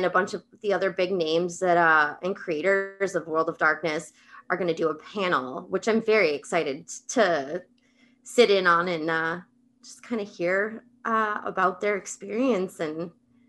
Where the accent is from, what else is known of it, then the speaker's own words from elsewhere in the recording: Wisconsin, United States; I'm from Wisconsin, so the birthplace of D&D. So I get to go to Gary Con. I live about 45 minutes away from there.